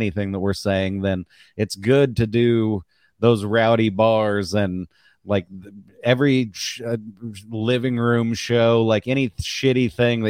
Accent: Missouri, United States; I'm from Missouri

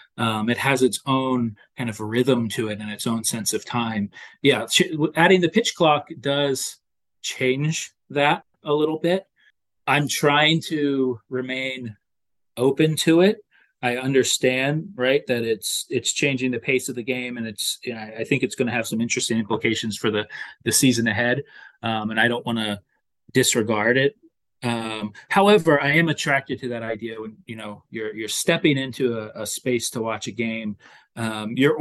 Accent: Lower Delaware, United States; also born or lived in Connecticut; I grew up in Lower Delaware, the kind of equally distant between the Phillies and the Baltimore Orioles

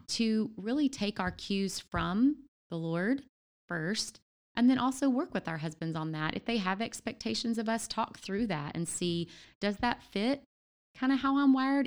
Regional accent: Louisiana, United States; also born or lived in Memphis; now in Ohio, United States; I'm originally from Louisiana

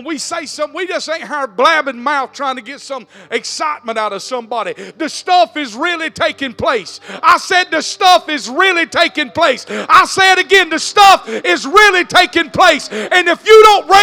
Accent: South Georgia, United States; I was born in South Georgia.

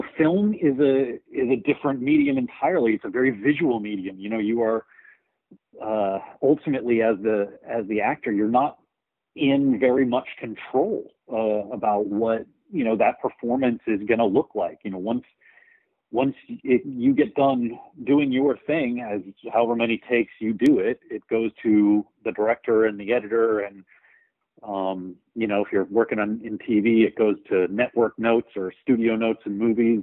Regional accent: rural Texas, United States; I grew up in Texas, in rural Texas, you know, which is a real storytelling culture

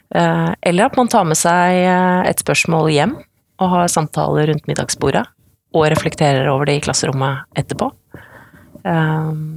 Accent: Odalen, Hedmark, Innlandet, Norway; Så kommer jeg fra Odalen. Eh, bygd i, eh, i eh, Hedmark. Kommer fra gård

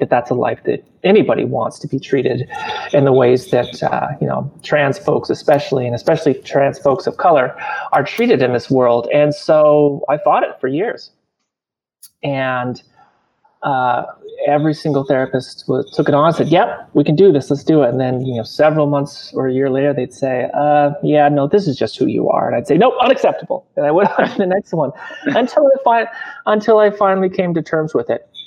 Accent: Montana, United States; growing up in Montana

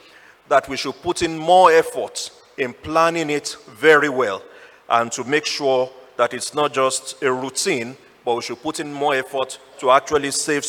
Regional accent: Nigeria; now in Ghana

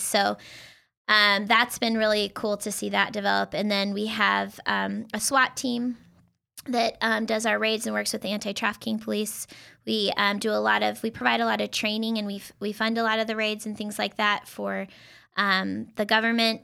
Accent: Idaho, United States; moved away as an adult; now in Tri-Cities, United States; I'm actually from Idaho

